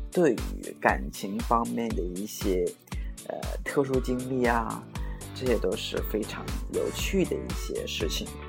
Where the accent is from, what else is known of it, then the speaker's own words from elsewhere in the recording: China; now in Suzhou, China; 在我们老家的时候，我这么大的时候，都会有一个，我们那边的一个习俗嘛，就叫娃娃亲